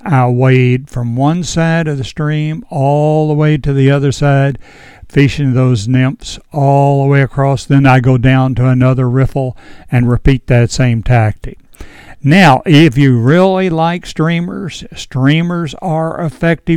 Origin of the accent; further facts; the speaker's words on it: Edinburg, Virginia, United States; When I was a kid growing up on the North Fork of the Shenandoah River right here in Edinburgh, back in the 40s and 50s